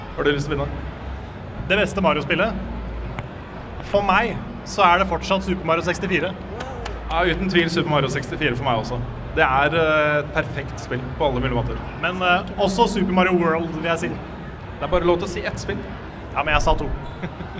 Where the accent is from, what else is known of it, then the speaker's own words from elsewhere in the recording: Sarpsborg, Østfold, Norway; født i, på sykehuset i Sjarsborg